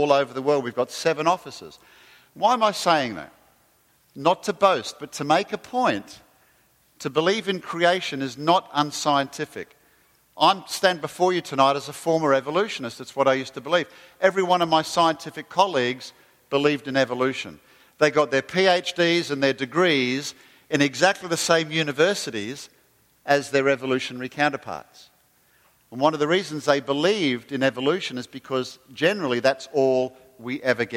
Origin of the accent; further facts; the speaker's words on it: Australia; moved away; don't call me English, because I'm Australian